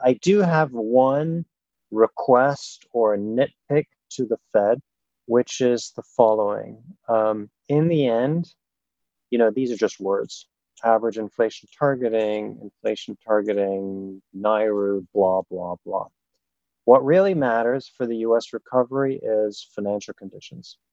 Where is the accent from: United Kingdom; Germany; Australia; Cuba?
Germany; moved away; I grew up in Germany